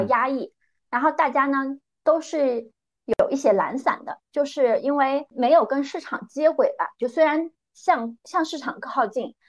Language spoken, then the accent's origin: Chinese; northern Jiangsu, China; moved away as an adult; also born or lived in Hong Kong; now in Shenzhen, China; 我出生在江苏苏北的一个小县城，一个非常普通的双职工家庭